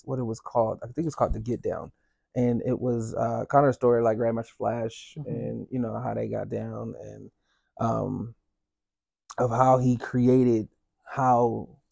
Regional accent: California, United States; from being from California

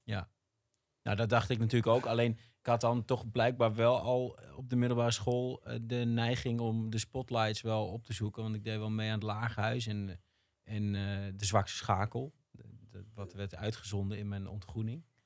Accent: Rotterdam, South Holland, Netherlands; als Rotterdammer

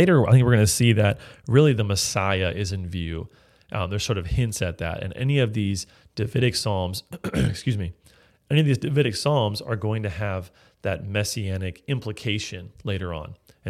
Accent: California, United States; But I'm from California, we don't talk that way.

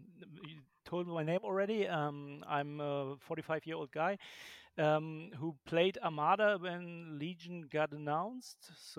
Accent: Berlin, Germany; And I'm from Berlin, Germany.

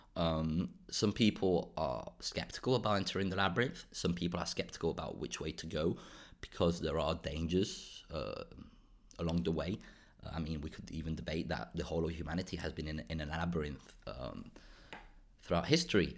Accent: Spain; also born or lived in Portugal / Belgium / United Kingdom; now in Brussels, Belgium; I grew up in Spain, I moved to Portugal, and I've been now in Belgium for around ten years

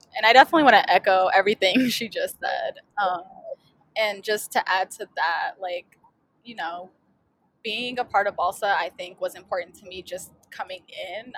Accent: St. Louis, Missouri, United States; I um, am from St. Louis, Missouri

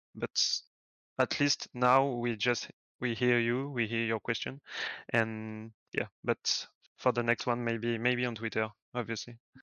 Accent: France; English is a second language; I'm French and English is not my my first language

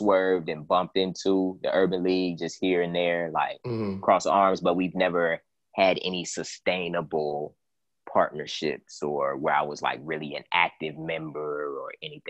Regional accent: Cleveland, Ohio, United States; my hometown of Cleveland, Ohio.

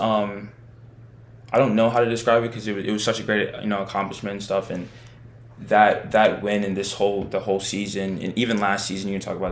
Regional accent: Maryland, United States; I was born in Maryland, and I was familiar with the area

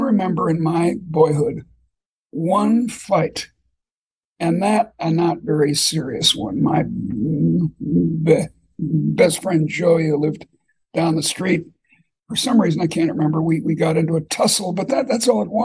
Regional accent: Boston, Massachusetts, United States; moved away; also born or lived in Iowa City; I grew up in Boston

